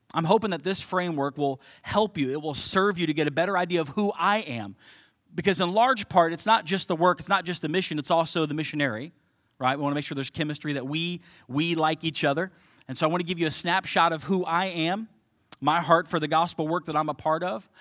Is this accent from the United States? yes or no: yes; Cincinnati, Ohio, United States; moved away as an adult; also born or lived in St. Louis; now in Belleville, United States; born and raised in Cincinnati, Ohio